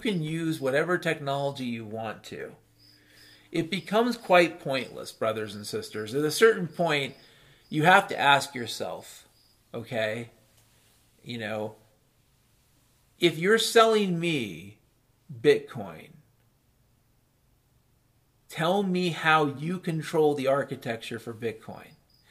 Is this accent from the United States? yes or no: no; Ireland; I'm a hopeful bastard, I'm Irish.